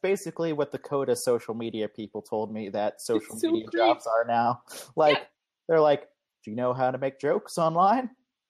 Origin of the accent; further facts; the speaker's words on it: Texas, United States; Let me tell you about Texas education.